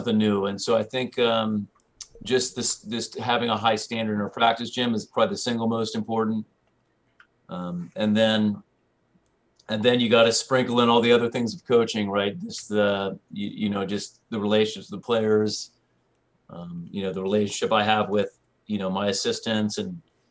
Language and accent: English; Santa Barbara, California, United States; I grew up in Santa Barbara, California